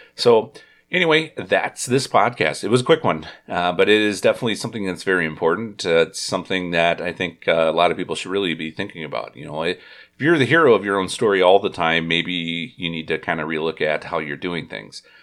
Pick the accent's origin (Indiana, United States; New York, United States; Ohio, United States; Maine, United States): Indiana, United States; now in Wisconsin, United States; I was from Indiana